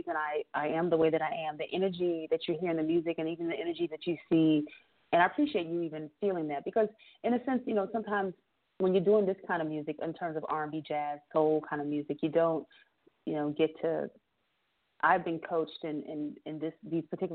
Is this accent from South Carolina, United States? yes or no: yes; Bluffton, South Carolina, United States; now in Atlanta, United States; I am from Bluffton, South Carolina, but I live in Atlanta